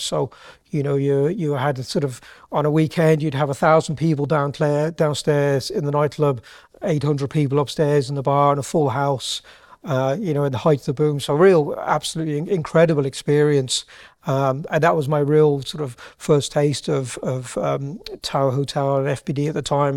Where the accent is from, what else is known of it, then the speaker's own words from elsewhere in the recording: Birmingham, West Midlands, United Kingdom; moved away as an adult; now in Ireland; I'm actually from Birmingham originally